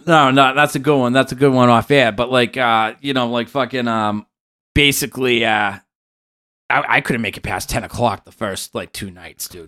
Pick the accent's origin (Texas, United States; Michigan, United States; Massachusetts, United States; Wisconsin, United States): Massachusetts, United States; moved away as an adult; now in California, United States